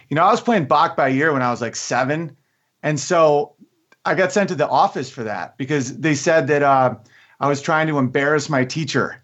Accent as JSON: {"language": "English", "town": "Oswego", "region": "New York", "country": "United States", "also_born_or_lived": "Los Angeles", "moved": "as an adult", "said": "I'm from Oswego, New York"}